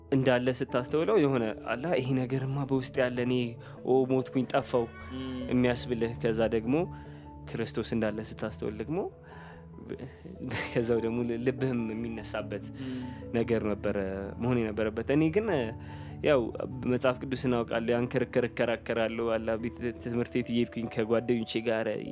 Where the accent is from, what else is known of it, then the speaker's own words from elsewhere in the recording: Addis Ababa, Ethiopia; እንደ ማንኛውም አዲስ አበባ እንደተወለደ ሰው አዲስ አበባ ነው የተወለድኩት